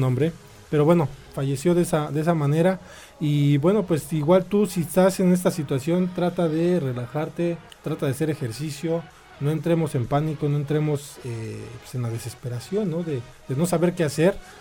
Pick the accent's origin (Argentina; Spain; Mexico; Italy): Mexico; Así somos los mexicanos